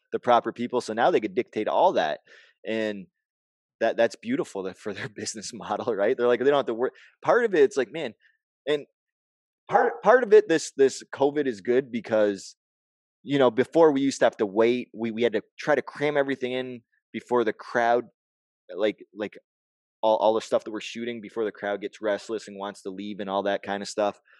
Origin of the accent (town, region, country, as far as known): Canada